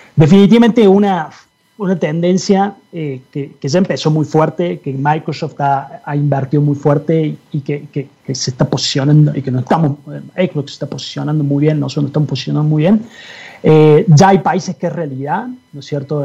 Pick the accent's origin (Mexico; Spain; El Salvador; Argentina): Argentina; moved away; soy, soy argentino, quizás se dieron cuenta. Eh, en Argentina cuando era cuando estaba ahí, eh, digamos, cuando era mucho más chico